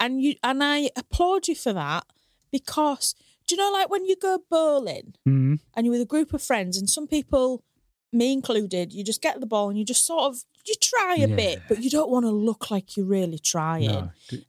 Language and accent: English; Hull, Yorkshire and the Humber, United Kingdom; obviously I grew up in Hull, but all the people that I went to school with that grew up in Hornsey, they like think they could game the system